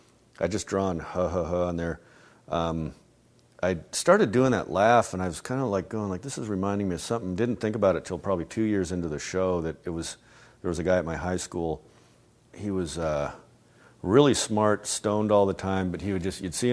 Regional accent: Albuquerque, New Mexico, United States; I grew up in Albuquerque, New Mexico

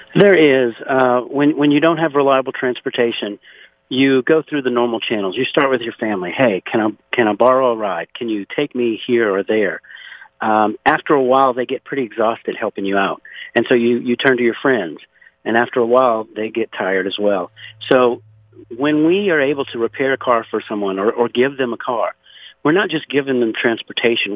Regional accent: Pointe à la Hache, Louisiana, United States; now in Conroe, United States; I was born and raised in Louisiana, actually 60 miles south of New Orleans, in a place called Point Hash.

